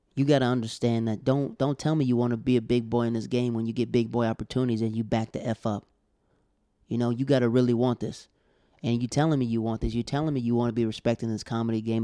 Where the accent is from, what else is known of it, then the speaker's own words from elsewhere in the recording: Florida, United States; We're from Florida